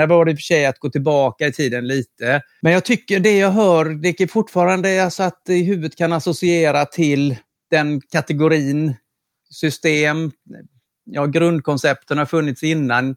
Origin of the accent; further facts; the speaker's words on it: Karlskrona, Blekinge, Sweden; på 80-talet eh, när jag var ung i Karlskrona